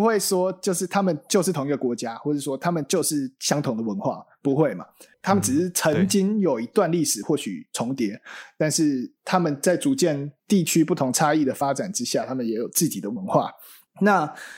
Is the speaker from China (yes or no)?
no; Taiwan; first language Mandarin Chinese; 像我爸妈他们都会很会讲台语，那我就是很少讲台语